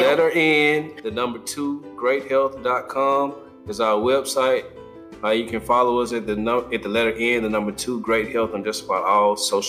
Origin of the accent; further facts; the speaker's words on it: Mississippi, United States; now in North Carolina, United States; we're in North Carolina. We're coastal. So all of our coastal people, and I'm from Mississippi, so all my people around the Gulf of Mexico